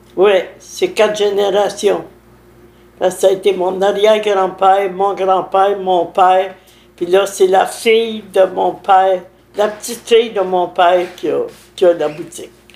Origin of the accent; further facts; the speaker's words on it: Saint-Alphonse-Rodriguez, Quebec, Canada; Je suis né à Saint-Alphonse